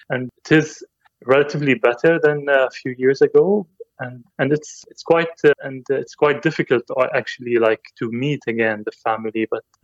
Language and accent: English; Saudi Arabia; also born or lived in Syria; And I am originally Syrian. I was born in Syria, and I actually was exported directly to Saudi Arabia. My dad indeed was working and living in Saudi with my mom.